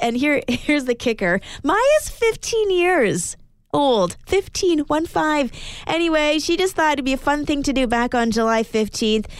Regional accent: Edmonton, Alberta, Canada; moved away; I am originally from Edmonton

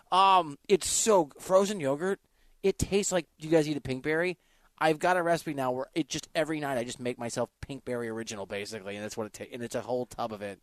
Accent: Iowa, United States; I'm from Iowa

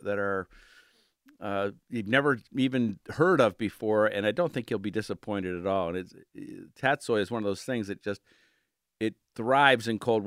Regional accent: Cleveland, Ohio, United States; moved away as an adult; now in Pittsburgh, United States; growing up in Cleveland and Lakeview Cemetery and Daffodil Hill and visiting as a 7-year-old, you know, and then moving to Pittsburgh 20-some years ago

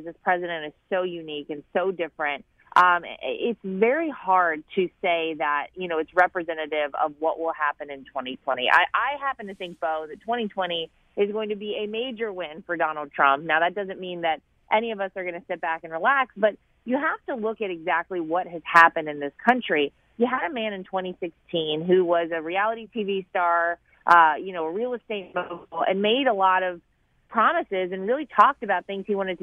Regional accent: North Carolina, United States; moved away; I'm from North Carolina

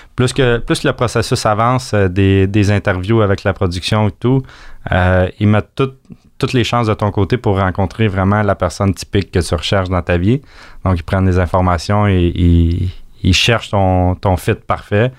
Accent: Acton Vale, Quebec, Canada; on vient d'Actonville.

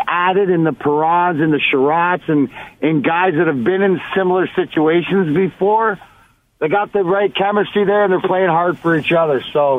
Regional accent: Leamington, Ontario, Canada; I'm the kid from Leamington, Ontario. Everybody knows, like, give or take 10 minutes for the border. On the Canadian side, Joe Louis Arena was 40 minutes from my house. So I grew up over here, right?

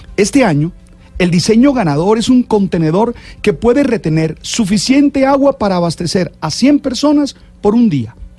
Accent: Santa Marta, Magdalena, Colombia; Soy de Santa Marta, una ciudad que tiene problemas de agua

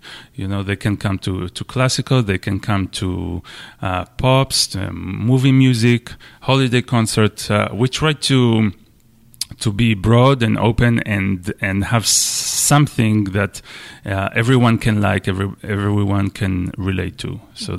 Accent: Israel; English is a second language; moved away as an adult; now in United States; I'm Israeli. I'm from Israel. And I came to the U.S. 10 years ago, something like that, to study at the University of Michigan.

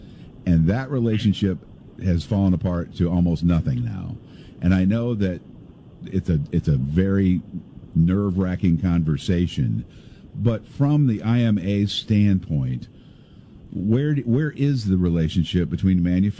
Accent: Pekin, Illinois, United States; I grew up in Pekin, Illinois, down the road from this radio station

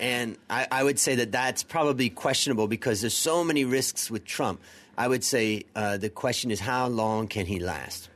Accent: United States; moved away; being an American

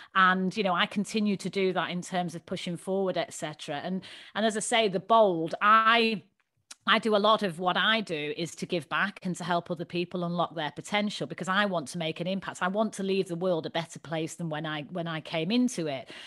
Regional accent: Manchester, North West England, United Kingdom; moved away; growing up in Manchester. You can probably tell from my dulcet tones.

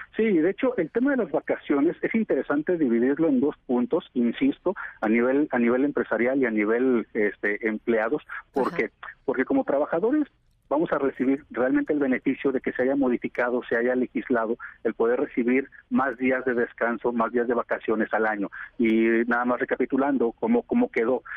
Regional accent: Mexico; nosotros como mexicanos

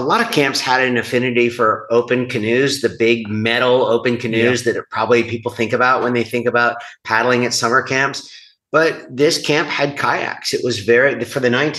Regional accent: United States

